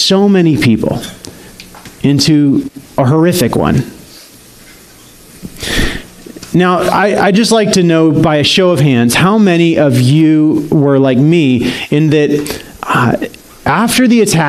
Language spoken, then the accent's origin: English; Salt Lake City, Utah, United States; Salt Lake City, which was my hometown at the time